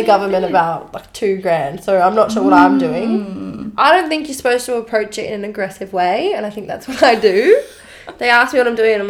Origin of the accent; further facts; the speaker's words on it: Melbourne, Victoria, Australia; now in Sydney, Australia; I'm from Melbourne.